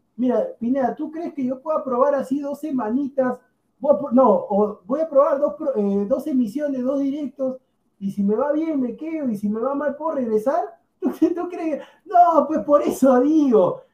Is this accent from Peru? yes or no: yes; Peru; yo soy peruano